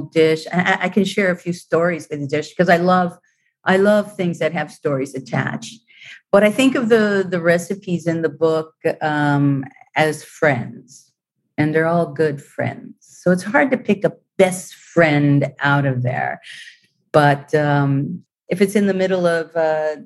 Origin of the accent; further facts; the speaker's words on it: United States; moved away as an adult; also born or lived in Italy / Rome; being an American in Italy